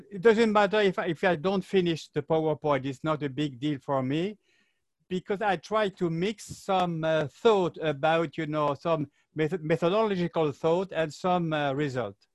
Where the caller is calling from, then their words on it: Paris, Île-de-France, France; I'm talking from Paris, that is very chic